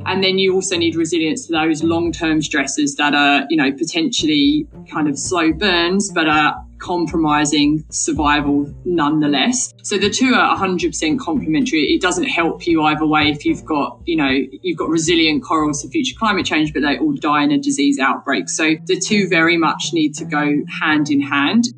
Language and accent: English; Essex, East of England, United Kingdom; I grew up in Essex, England